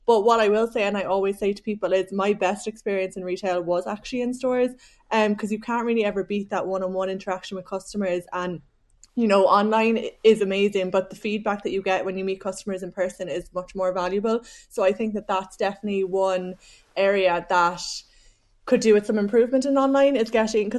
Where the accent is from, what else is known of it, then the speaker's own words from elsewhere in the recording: Cork, Munster, Ireland; accent: Cork; now in Dublin, Ireland; I am. I don't know if I've lost my Cork accent. I've been living in Dublin for so long.